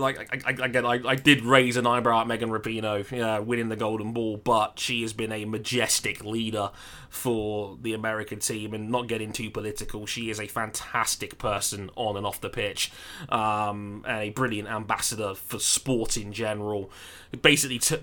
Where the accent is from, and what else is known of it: United Kingdom